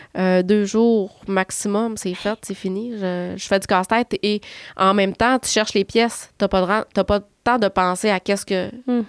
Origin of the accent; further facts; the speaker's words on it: Chicoutimi, Quebec, Canada; je suis de Chicoutimi